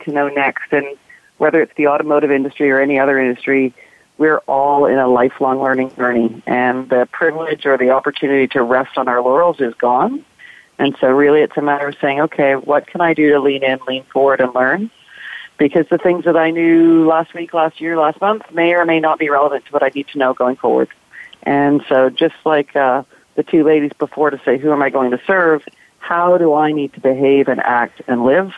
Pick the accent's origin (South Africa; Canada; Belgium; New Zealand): Canada; Vancouver, British Columbia; now in Atlanta, United States; I am in Vancouver, Canada, which is my hometown. I actually live in Atlanta, Georgia